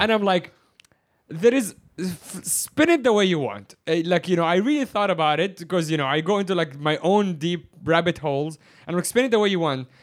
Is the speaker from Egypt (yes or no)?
yes; Egypt; now in Hong Kong; I am from Egypt, which is the Middle East